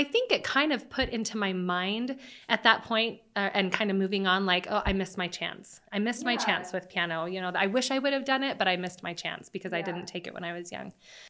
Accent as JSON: {"language": "English", "town": "Mesa", "region": "Arizona", "country": "United States", "tie": "born or raised there", "said": "And I grew up in Mesa is where I'm from, but we did most of our schooling and everything in neighboring Gilbert."}